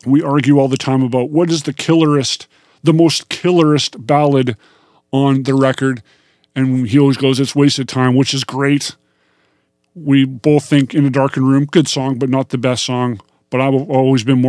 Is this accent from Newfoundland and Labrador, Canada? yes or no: no; Kenora, Ontario, Canada; moved away as an adult; now in Vancouver, Canada; I was living in my hometown of Kenora, Ontario.